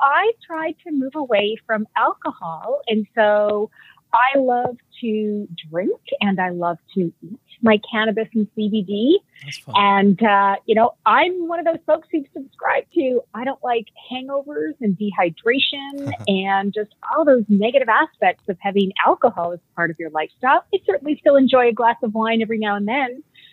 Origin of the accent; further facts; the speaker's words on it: Canada; accent: Canadian; moved away as an adult; now in California, United States; you'll hear my Canadian when I say about